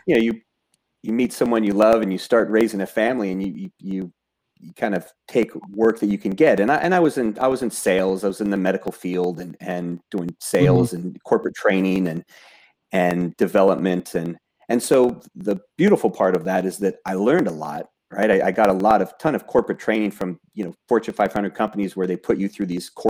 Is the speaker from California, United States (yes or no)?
yes; Southern California, United States; I grew up in Southern California as kind of your typical Southern California kid